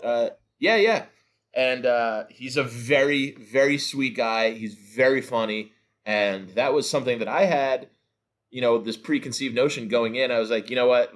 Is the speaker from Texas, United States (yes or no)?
no; North New Jersey, United States; I'm from North New Jersey anyway, so I live about, uh, forty-five minutes outside New York